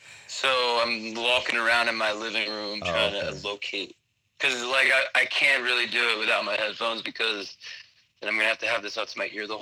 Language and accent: English; United States; I'm 36, and I'm American. I'm a white man. White American male.